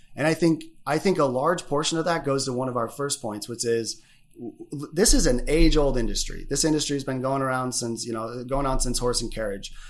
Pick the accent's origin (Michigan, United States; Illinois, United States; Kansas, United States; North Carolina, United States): Michigan, United States; also born or lived in Chicago; being Michigan boys